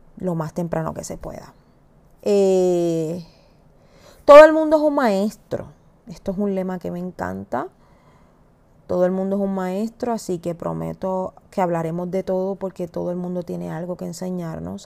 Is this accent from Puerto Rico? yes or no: yes; Puerto Rico; soy puertorriqueña